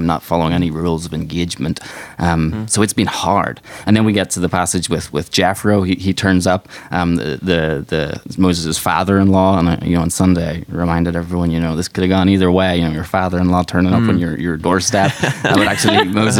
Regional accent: Ireland; moved away as an adult; now in Chicago, United States; we're from Ireland, so we came over to Chicago 4 years ago.

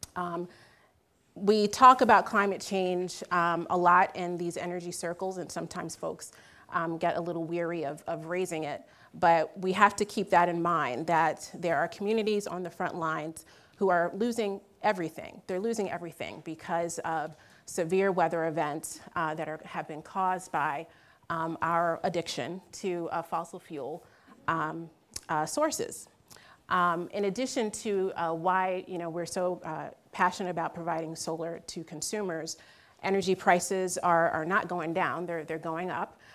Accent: Philadelphia, Pennsylvania, United States; I'm originally from Philly

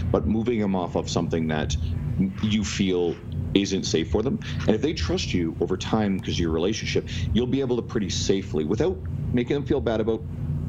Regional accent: St. John's, Newfoundland and Labrador, Canada; now in Edmonton, Canada; So I'm living in Edmonton, Alberta. I've lived here for 13 years. I'm originally from St. John's, Newfoundland. No, I don't have the accent.

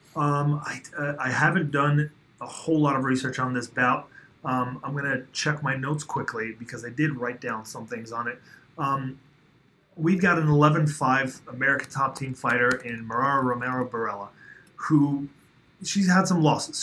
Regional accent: Uzbekistan; moved away; I was born in in Soviet Uzbekistan

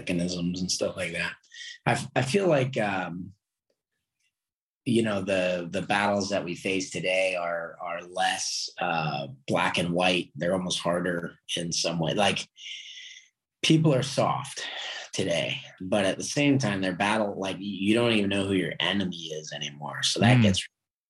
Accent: California, United States; now in Pittsburgh, United States; I grew up in California.

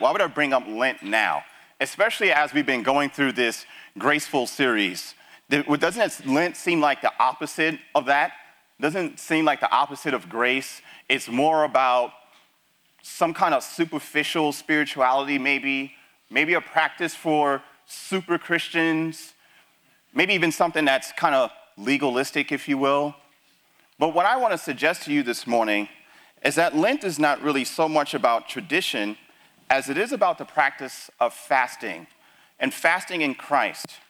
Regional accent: New York City, New York, United States; moved away; also born or lived in Texas; I grew up in the Bronx

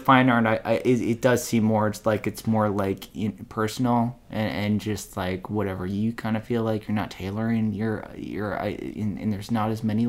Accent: Willmar, Minnesota, United States; I'm from Wilmer. I'm from Wilmer, Minnesota.

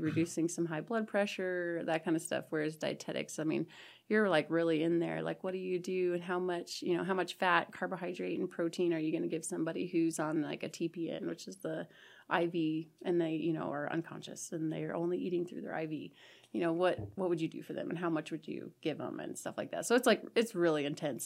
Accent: Ong, Nebraska, United States; moved away as an adult; now in Chadron, United States; I am from a tiny little town in southeast Nebraska called Ong, and I graduated from Sandy Creek High School

